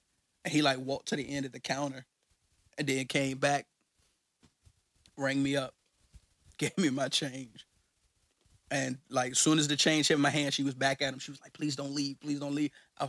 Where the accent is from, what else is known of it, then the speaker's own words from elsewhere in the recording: Richmond, Virginia, United States; I'm from Richmond, so shout out to everybody in Capital City.